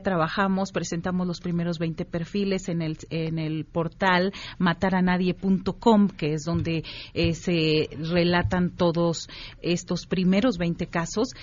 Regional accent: Tamaulipas, Mexico; yo soy de Tamaulipas

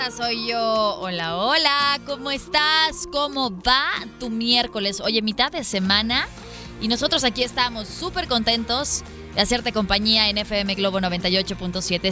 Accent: Hidrocálido, Aguascalientes, Mexico; now in Guadalajara, Mexico; el corazón de Hidrocálidos

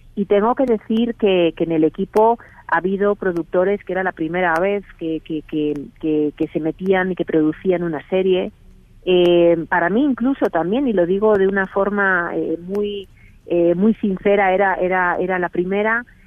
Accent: Spain; accent: Spanish (Spain); moved away as an adult; now in Mexico; aunque tengo acento español, llevo aquí 18 años

